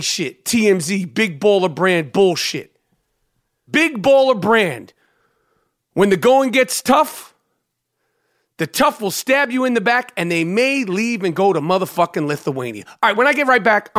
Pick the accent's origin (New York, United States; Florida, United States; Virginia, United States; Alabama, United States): New York, United States; New York City; growing up in New York City